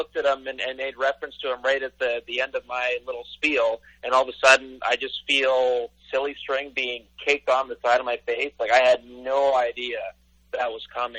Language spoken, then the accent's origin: English; Canada; as a Canadian kid that grew up